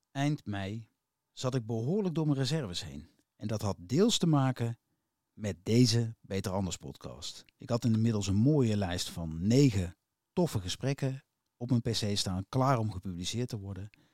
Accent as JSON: {"language": "Dutch", "region": "North Brabant", "country": "Netherlands", "said": "Als Brabander"}